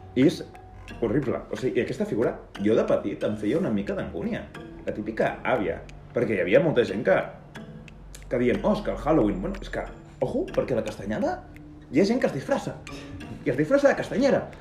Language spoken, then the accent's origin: Catalan; Lleida, Catalonia, Spain; som de Lleida.